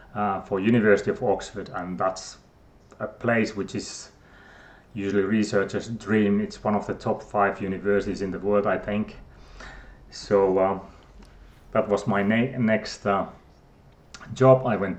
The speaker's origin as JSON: {"language": "English", "country": "Finland", "tie": "born there", "said": "So I was born in Finland, and if you don't know the geography so well, that's in Europe and quite north as well, so we're used to snow and everything."}